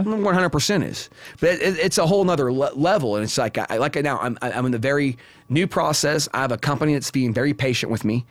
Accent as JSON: {"language": "English", "region": "Indiana", "country": "United States", "moved": "as an adult", "lives_now": "Las Vegas, United States", "said": "I come from Indiana."}